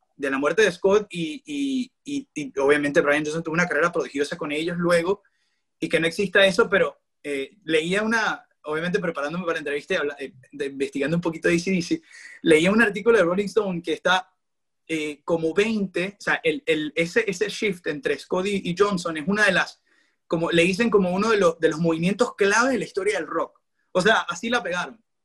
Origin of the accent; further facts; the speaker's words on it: Maracaibo, Zulia, Venezuela; moved away as an adult; now in Toronto, Canada; yo soy periodista deportivo, soy de Maracaibo, vivo actualmente en Toronto, en Canadá